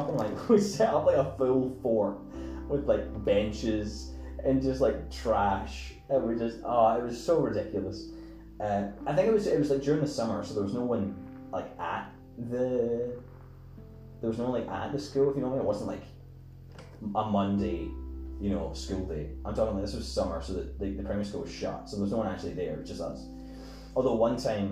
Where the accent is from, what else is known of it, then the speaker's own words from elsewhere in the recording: Scotland, United Kingdom; I'm Scottish, I'm from Scotland.